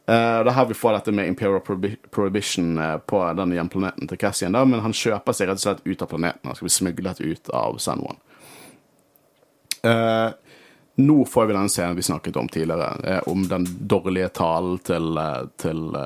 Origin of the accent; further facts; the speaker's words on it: Norway; vi er fra Norge.